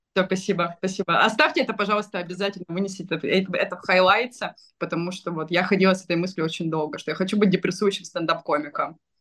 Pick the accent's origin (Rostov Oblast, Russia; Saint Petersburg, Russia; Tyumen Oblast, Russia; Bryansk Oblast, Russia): Rostov Oblast, Russia; Rostov-on-Don; я из Ростова